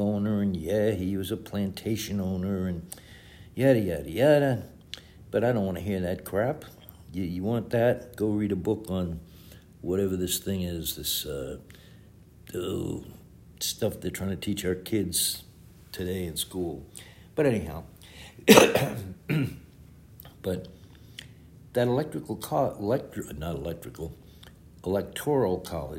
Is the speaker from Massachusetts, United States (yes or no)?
yes; Boston, Massachusetts, United States; I grew up in Boston, Massachusetts